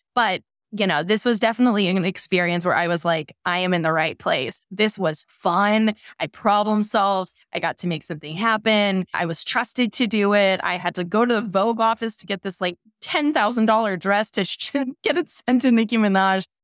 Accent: St. Louis, Missouri, United States; moved away; also born or lived in New York; I'm from Saint Louis, Missouri

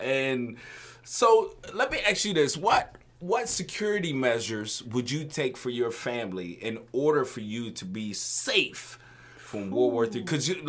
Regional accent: Illinois, United States; moved away; So, I was raised in Illinois

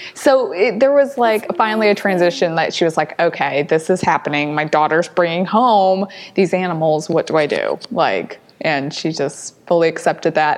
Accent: St. Louis, Missouri, United States; moved away; also born or lived in Huntsville, Alabama; was born and raised in St. Louis. So lived in St. Louis before moving to Huntsville, Alabama

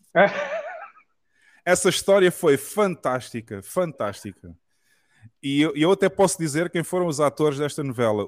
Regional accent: Portugal; accent: Portuguese of Portugal; also born or lived in Brazil; o português de Portugal que eu falo normalmente

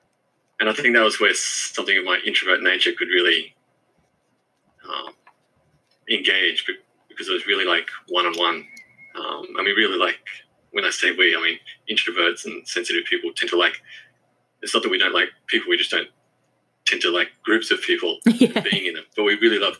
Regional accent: Forestville, New South Wales, Australia; So I grew up in Forestville. Okay. That's where I went to primary school and high school.

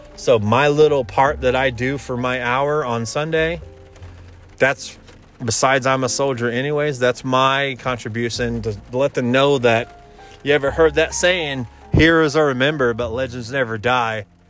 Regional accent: Indiana, United States; moved away; I'm from Indiana, and I explained who my family was

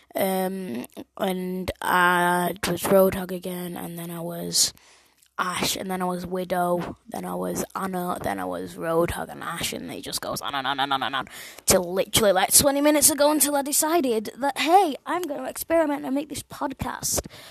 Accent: England, United Kingdom; I'm from England

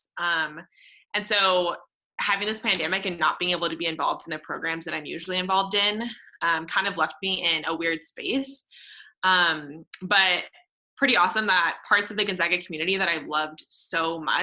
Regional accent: San Jose, California, United States; I am from San Jose, California

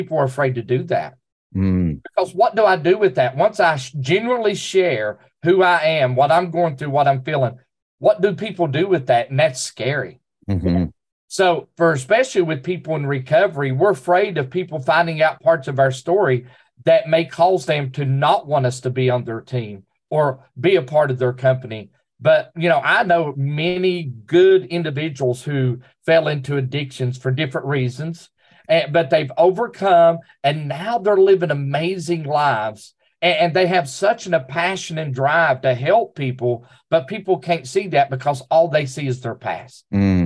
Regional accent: Southern West Virginia, United States; moved away; also born or lived in Oceana, West Virginia; I come from Southern West Virginia in the coal fields

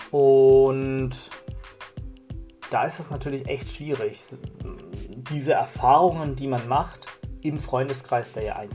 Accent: Germany; also ich bin zum Beispiel in Deutschland geboren und aufgewachsen und ich habe mich lange als Deutsch gesehen und ich sehe mich auch irgendwo als Deutsch

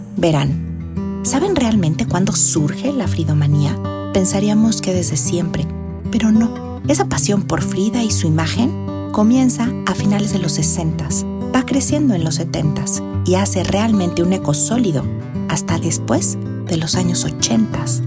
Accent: Mexico; somos los mexicanos

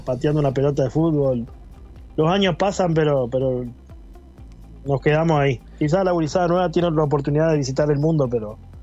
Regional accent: La Paloma, Rocha, Uruguay; moved away as an adult; now in Argentina; Soy hijo de la Escuela 52, soy hijo del Liceo La Paloma

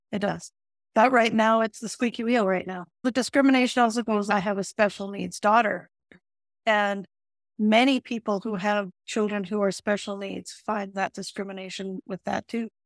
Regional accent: Calgary, Alberta, Canada; also born or lived in Holland; I grew up in Calgary

